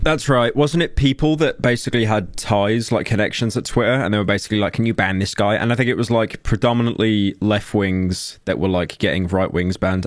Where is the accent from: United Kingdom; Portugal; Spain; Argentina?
United Kingdom; I'm British